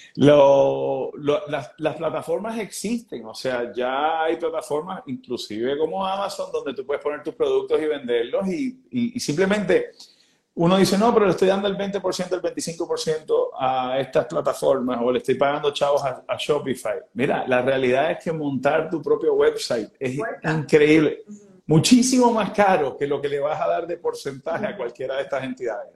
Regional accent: Puerto Rico; nosotros como puertorriqueños

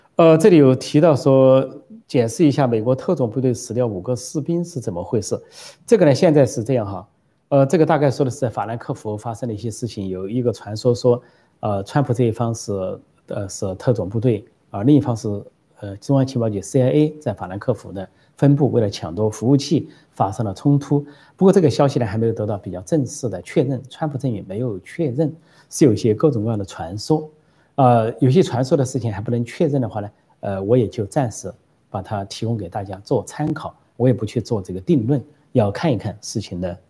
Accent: Sichuan, China; moved away; also born or lived in Shanghai / Guangzhou; 我是四川人，回家四川话

